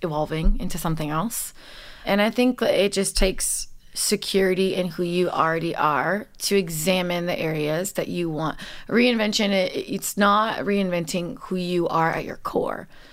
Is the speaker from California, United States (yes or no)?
yes; Los Angeles, California, United States; I'm born and raised in Los Angeles